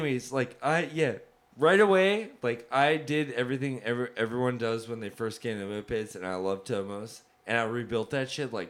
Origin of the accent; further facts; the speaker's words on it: New Jersey, United States; I'm from New Jersey